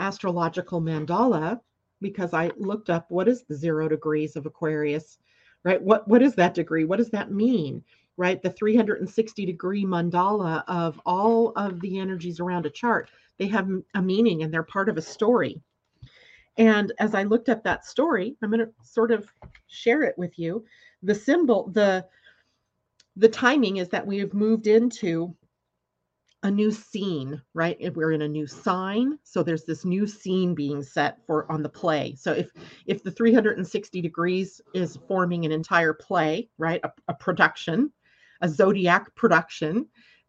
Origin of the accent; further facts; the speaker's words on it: California, United States; I grew up in California